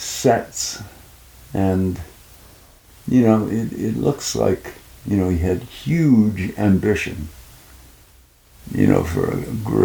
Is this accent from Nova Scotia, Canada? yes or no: yes; Wolfville, Nova Scotia, Canada; Yeah, I grew up in Wolfville, Nova Scotia.